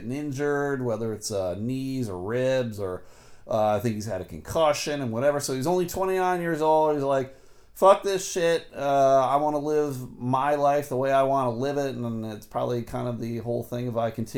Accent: Buffalo, New York, United States; now in Grand Rapids, United States; I grew up in Buffalo, New York, so it was all the Bills and the Buffalo Sabres

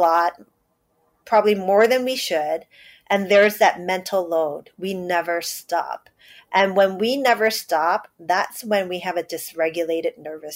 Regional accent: New York City, New York, United States; I am born and raised in New York City, first generation Chinese

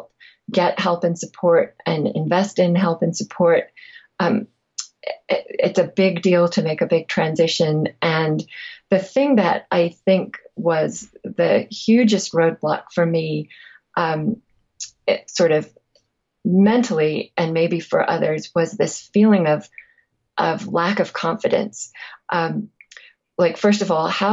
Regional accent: England, United Kingdom; I'm also from England

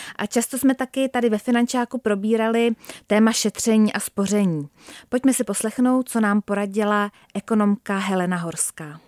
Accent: Czechia; jako Češi

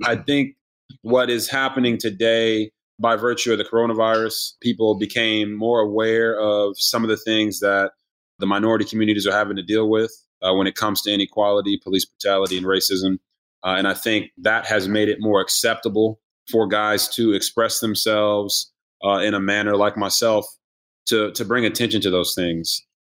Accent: Copper Cove, Texas, United States; also born or lived in Japan / Washington State / New Orleans / South Carolina; So I was born in Japan, moved around a bunch, lived in Washington State, New Orleans, Louisiana, South Carolina, and then finally settled in Texas, in Copper Cove, Texas.

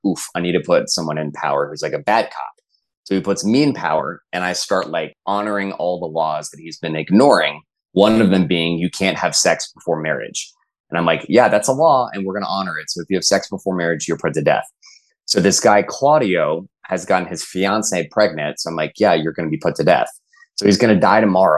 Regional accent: Texas, United States; I'm from Texas. And like, we have like a football dynasty at my school.

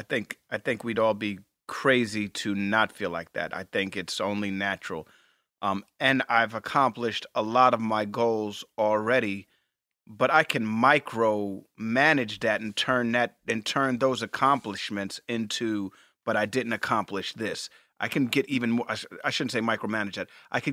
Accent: Texas, United States; I'm from Texas, where we talk slow.

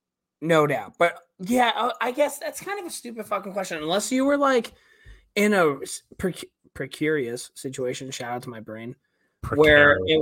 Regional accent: Charlestown, Massachusetts, United States; I'm from Charlestown, Mass, dude. Yeah, from Southie.

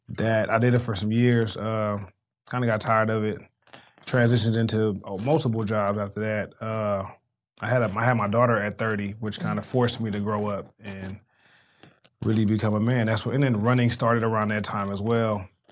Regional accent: Los Angeles, California, United States; I am from South Central, an underserved community

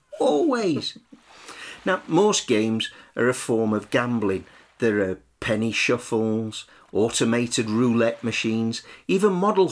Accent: Sheffield, Yorkshire and the Humber, United Kingdom; I grew up in Sheffield, which is also quite a distance from the coast.

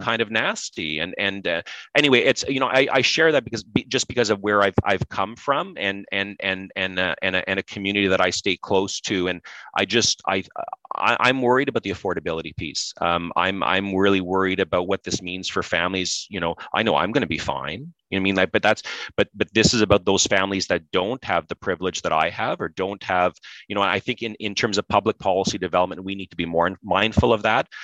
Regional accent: Pembroke, Ontario, Canada; grew up in Pembroke, Ontario.

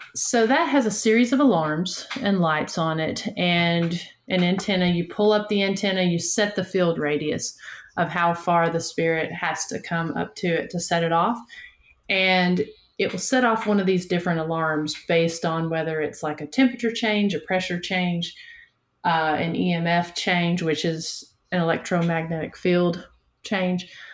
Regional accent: Northeast Tennessee, United States; moved away as an adult; now in Chattanooga, United States; I'm from Northeast Tennessee, just about an hour north of Knoxville, but I currently live down in the Chattanooga

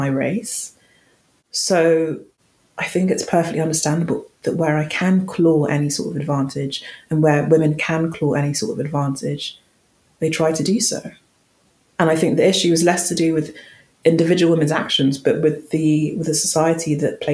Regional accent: London, United Kingdom; accent: London, quite posh; My accent isn't particularly noteworthy. It's just a bog standard, quite, you know, London, quite posh accent.

